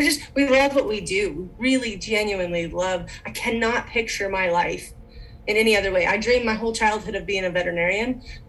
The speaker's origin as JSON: {"language": "English", "region": "Western South Dakota", "country": "United States", "tie": "born or raised there", "said": "I am from Western South Dakota. We like to call it God's country out here. Gorgeous views, open country, more cows than people, kind of the way we like it. I grew up ranching."}